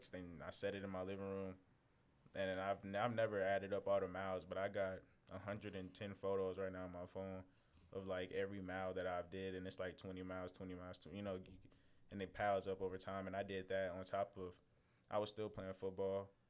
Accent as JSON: {"language": "English", "town": "San Antonio", "region": "Texas", "country": "United States", "said": "stuff and being here, because like coming from Texas, we come from San Antonio, by the way. So it's like, it's definitely just majority Hispanic and and African American."}